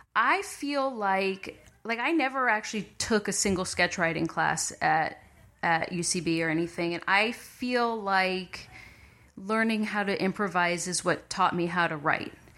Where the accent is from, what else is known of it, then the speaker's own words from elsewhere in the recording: Montclair, New Jersey, United States; moved away; I grew up in Montclair, New Jersey